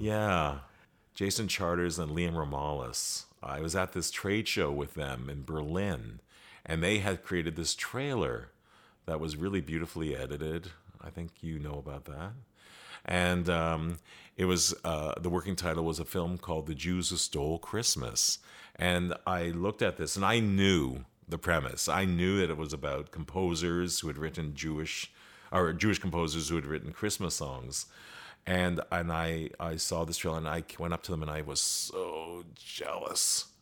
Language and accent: English; Canada; as Canadians, we have this strong American influence